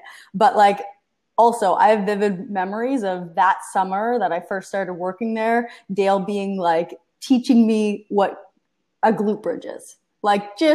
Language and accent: English; Canada; I grew up in Canada